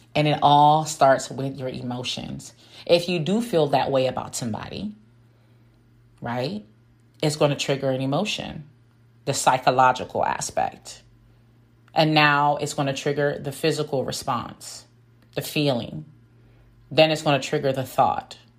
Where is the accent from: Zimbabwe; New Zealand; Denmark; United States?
United States; Washington, District of Columbia; also born or lived in West Africa; I grew up mainly in the Washington, D.C. area.